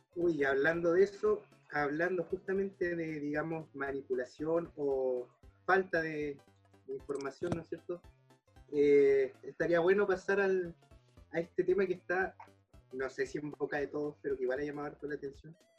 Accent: Chile; como chileno

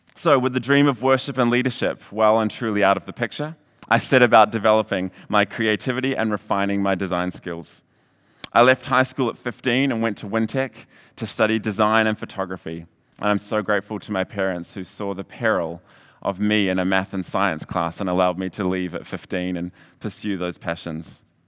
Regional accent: Hamilton, Waikato, New Zealand; moved away as an adult; also born or lived in Redding, California; I was born and raised in Hamilton

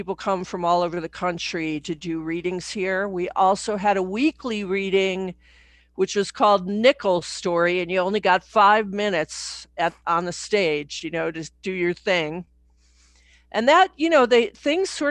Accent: Chicago, Illinois, United States; moved away as an adult; now in Santa Fe, United States; I was brought up in Chicago

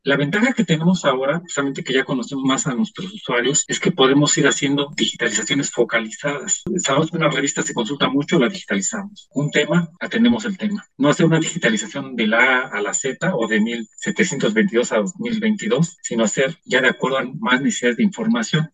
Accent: Mexico; era parte de una identidad que teníamos como mexicanos

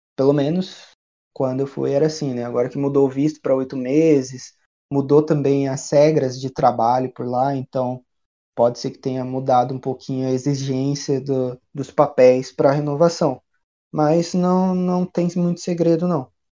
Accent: Brazil; also born or lived in Dublin, Ireland; Nós somos brasileiros

